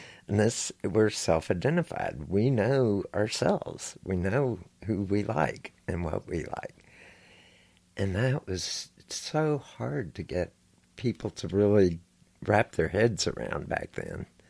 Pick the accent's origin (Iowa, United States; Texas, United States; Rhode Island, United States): Texas, United States; Houston; I grew up here in Houston, Texas.